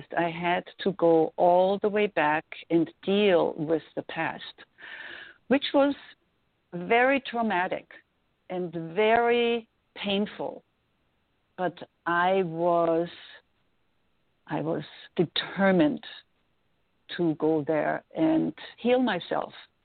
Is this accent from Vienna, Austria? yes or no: yes; Vienna, Austria; English is a second language; moved away as an adult; also born or lived in New York; now in Los Angeles, United States; I was growing up in Vienna